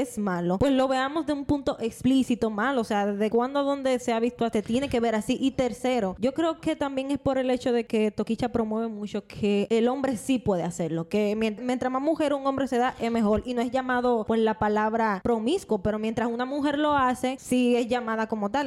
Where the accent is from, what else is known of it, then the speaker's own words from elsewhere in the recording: Dominican Republic; como mujer dominicana, que así somos todita las dominicanas